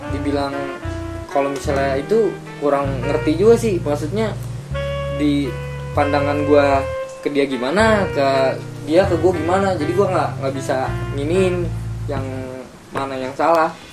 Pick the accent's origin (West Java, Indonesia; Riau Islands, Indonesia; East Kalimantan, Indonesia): West Java, Indonesia; Bogor; also born or lived in Depok; gua dari Bogor